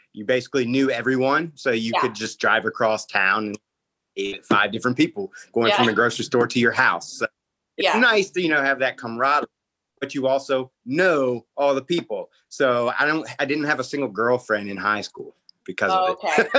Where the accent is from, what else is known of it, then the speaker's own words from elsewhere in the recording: Maryland, United States; I'm from Maryland, which no one ever guesses.